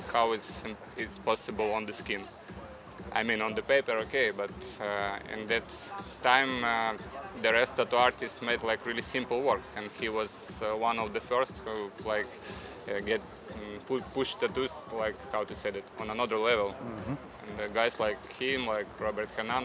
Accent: Moldova; now in Netherlands; I'm from Moldova. And at the moment I work in Holland

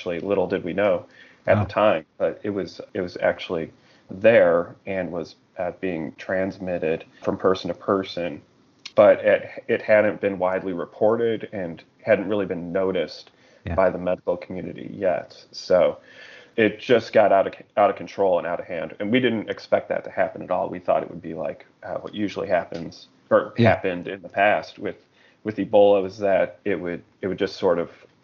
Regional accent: outside of Chicago, Illinois, United States; moved away as an adult; also born or lived in Mali; I grew up outside of Chicago

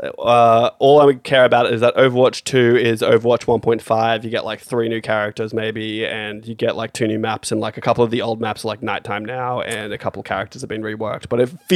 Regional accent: United States; I'm an American

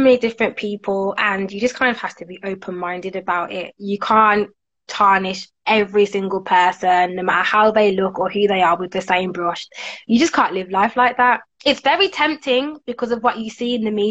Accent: Birmingham, West Midlands, United Kingdom; So I used to work in Manchester for two years. I worked um, in children's TV there, but now I'm back in Brum.

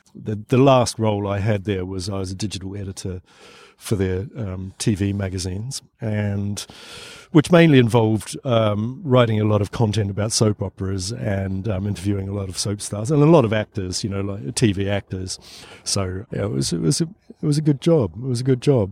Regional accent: New Zealand; moved away as an adult; now in London, United Kingdom; but I'm not Australian either. I'm from New Zealand

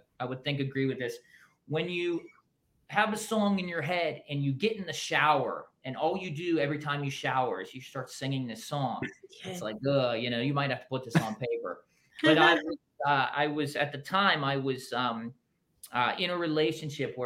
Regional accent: Pittsburgh, Pennsylvania, United States; It's where I grew up in Pittsburgh, where I'm from

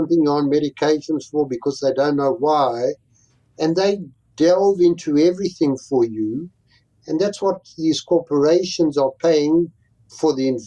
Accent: South Africa; moved away as an adult; also born or lived in Connecticut / Atlanta; now in United States; I came from an immigrant family who fled the Holocaust with their lives, and that is where we grew up in South Africa

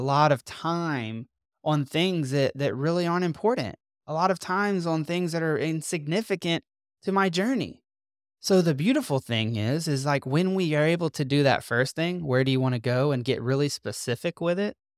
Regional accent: Mississippi, United States; moved away as an adult; also born or lived in North Carolina; We are from Mississippi. All our family lives in Mississippi

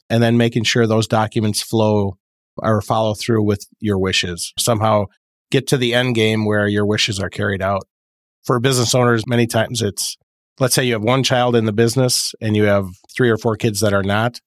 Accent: Fond du Lac, Wisconsin, United States; Fond du Lac, Wisconsin

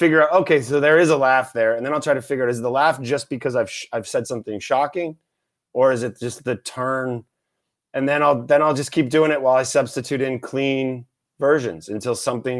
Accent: Canada; I'm Canadian, I'm polite.

